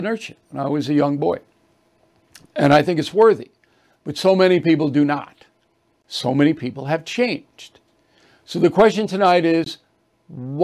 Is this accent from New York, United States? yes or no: yes; Levittown, New York, United States; when I was a kid growing up in Levittown, Long Island, New York